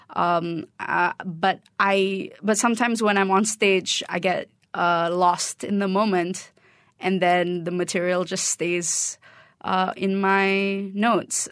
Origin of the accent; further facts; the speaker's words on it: Kuala Lumpur, Malaysia; moved away as an adult; I'm Malaysian